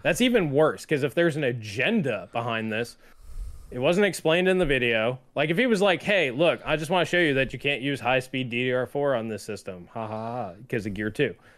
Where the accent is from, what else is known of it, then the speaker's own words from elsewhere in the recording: New York, United States; I grew up in New York, I was bo-, where I was born and raised